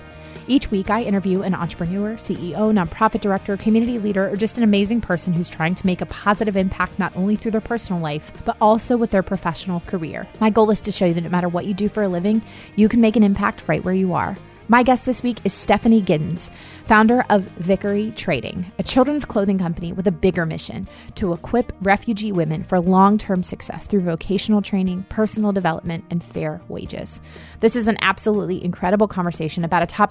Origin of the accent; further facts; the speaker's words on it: Virginia, United States; I was born and raised in Virginia